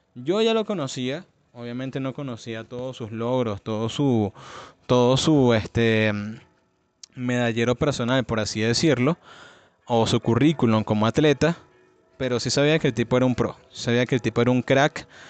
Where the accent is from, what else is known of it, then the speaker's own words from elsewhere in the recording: Venezuela; de donde vengo, que es Venezuela